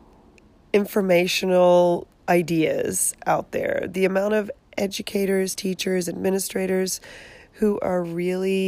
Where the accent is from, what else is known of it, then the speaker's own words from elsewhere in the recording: Australia; moved away as an adult; also born or lived in San Jose, California; now in California, United States; I grew up in Australia, born and raised